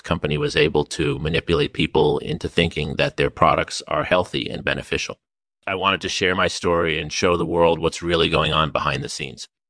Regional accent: Silicon Valley, California, United States; I grew up in Silicon Valley

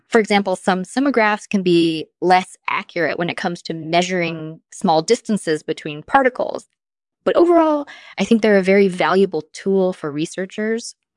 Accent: Israel; I grew up in Israel

